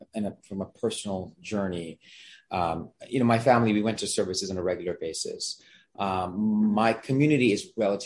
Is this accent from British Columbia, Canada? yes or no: yes; Vancouver, British Columbia, Canada; first language Gujarati; English is a second language; moved away; I was born and raised in Vancouver, Canada